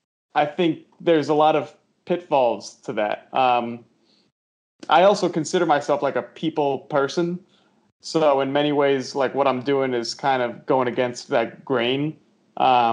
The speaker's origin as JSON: {"language": "English", "area": "Westchester", "region": "New York", "country": "United States", "tie": "born or raised there", "said": "I'm from New York originally. I was born yeah. in the city, but when I was about 4, my parents moved to Westchester, just outside the city, so grew up mostly there"}